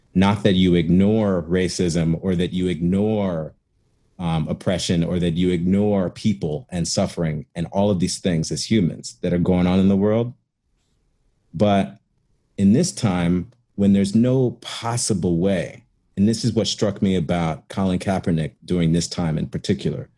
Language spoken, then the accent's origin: English; Chicago, Illinois, United States; moved away; also born or lived in Cincinnati; I grew up in Chicago too